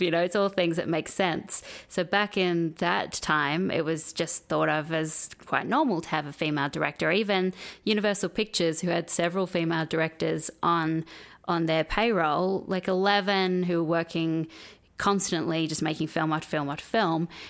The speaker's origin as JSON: {"language": "English", "country": "Australia", "tie": "born or raised there", "moved": "as an adult", "lives_now": "United States", "said": "when I grew up in Australia"}